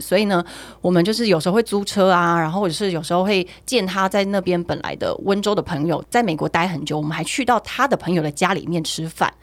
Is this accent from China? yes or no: no; Taiwan; 我们台湾人